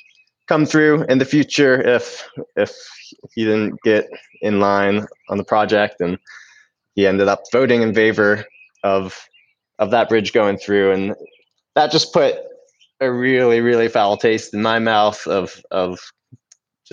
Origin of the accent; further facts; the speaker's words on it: Franklin, North Carolina, United States; I was born in Franklin, west of Asheville in the North Carolina mountains here. And just spent my whole childhood playing outside